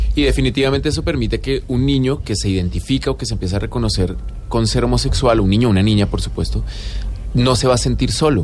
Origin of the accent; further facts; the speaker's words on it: Colombia; como sociedad colombiana que crecimos con una doble moral terrible